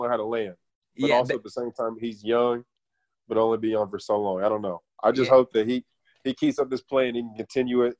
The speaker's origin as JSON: {"language": "English", "region": "Oklahoma", "country": "United States", "said": "I'm from Oklahoma"}